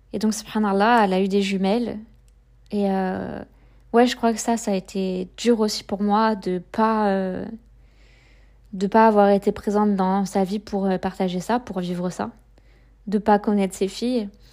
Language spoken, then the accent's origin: French; Saint-Brieuc, Brittany, France; moi je suis de Saint-Brieuc